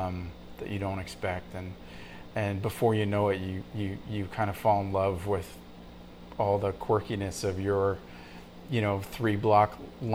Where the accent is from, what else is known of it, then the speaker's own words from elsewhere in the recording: Santa Monica, California, United States; also born or lived in Venice, Los Angeles; now in Brooklyn, United States; I'm from Venice and Santa Monica.